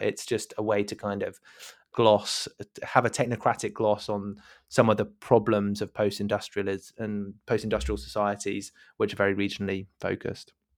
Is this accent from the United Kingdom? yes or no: yes; United Kingdom; as a British listener.